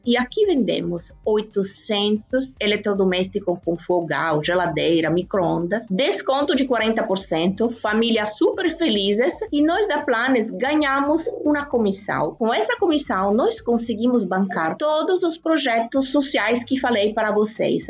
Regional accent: Turin, Piedmont, Italy; Portuguese is a second language; moved away as an adult; now in Ceará, Brazil; Eu sou de Turim, como você falou, na Itália, e trabalhei sempre no mercado imobiliário. E oito anos atrás me mudei aqui para o Brasil

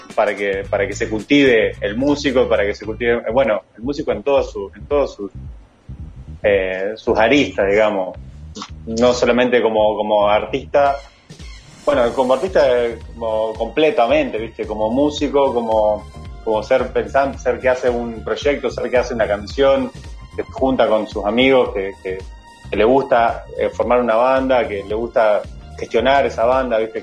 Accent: Nueva Helvecia, Colonia, Uruguay; also born or lived in Rosario; Yo soy de Nueva Albesia

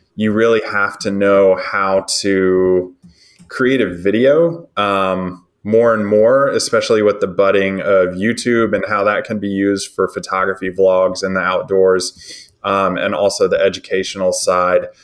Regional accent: Nashville, Tennessee, United States; now in West Tennessee, United States; I was born and raised in Nashville, Tennessee

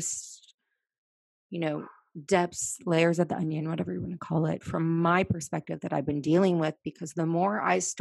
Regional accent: Virginia, United States; moved away as an adult; also born or lived in Washington, D.C. / San Diego; I grew up in Virginia

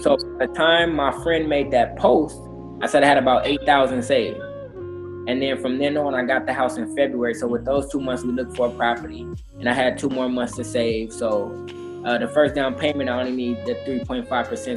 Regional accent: Inglewood, California, United States; also born or lived in Atlanta, Georgia / Phoenix, Arizona; I'm from Inglewood, California. born and raised here in Los Angeles

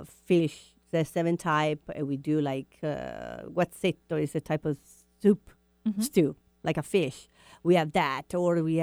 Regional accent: Italy; moved away

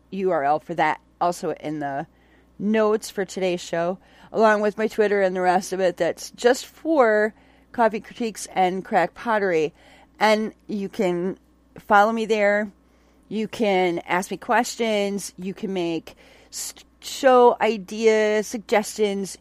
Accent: Onalaska, Wisconsin, United States; I grew up in Onalaska

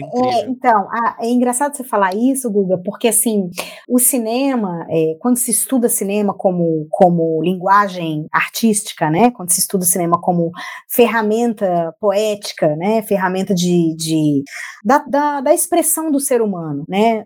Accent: Brazil; moved away as an adult; also born or lived in Portugal / France; eu tô há dois anos fora do Brasil

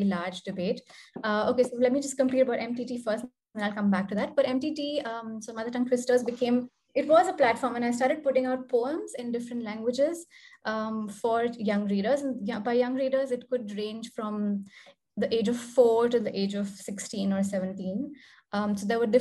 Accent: New Delhi, Delhi, India; first language Hindi; English is a second language; an Indian student growing up in New Delhi

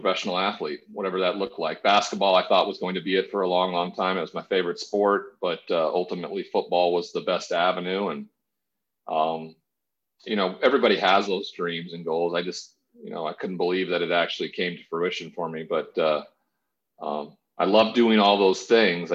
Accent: Great Falls, Montana, United States; moved away as an adult; also born or lived in Washington State; a smaller town than where I grew up in Montana

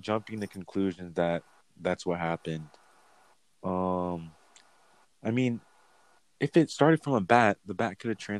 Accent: Ohio, United States; By the way, guys, we're from Ohio

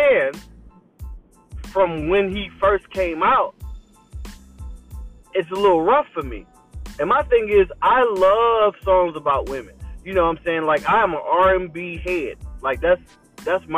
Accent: Philadelphia, Pennsylvania, United States; moved away; I'm from Philly

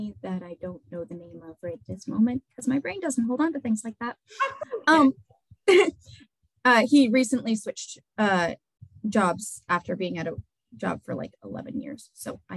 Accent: Dover, New Hampshire, United States; I grew up in here in Dover

